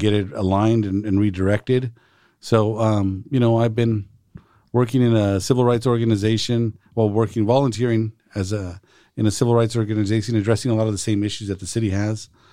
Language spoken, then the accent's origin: English; Salinas, California, United States; I was born and raised here in Salinas